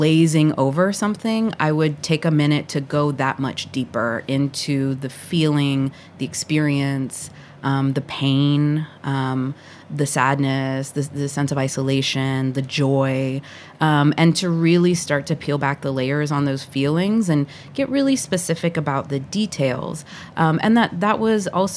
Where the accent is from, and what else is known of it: the South, United States; born or raised there; also born or lived in Puerto Rico / Atlanta, Georgia; now in New York City, United States